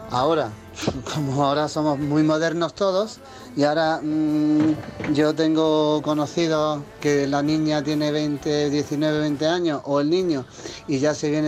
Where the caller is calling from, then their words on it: Granada, Andalusia, Spain; buenas tardes, soy … de Granada.